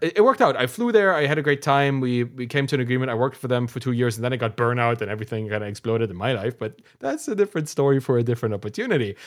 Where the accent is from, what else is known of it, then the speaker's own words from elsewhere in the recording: Germany; we came from East Germany, doesn't exist anymore, then had to be in Germany